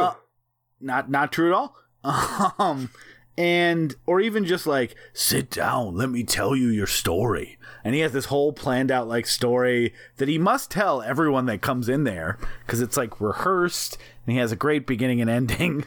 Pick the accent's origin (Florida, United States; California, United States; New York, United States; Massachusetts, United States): New York, United States; accent: New York; our New York accents